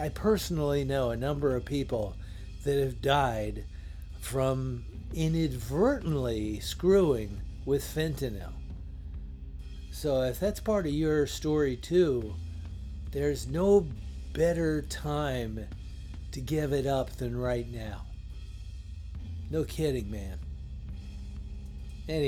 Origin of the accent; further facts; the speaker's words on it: Woodbridge, Virginia, United States; my hometown of Woodbridge, Virginia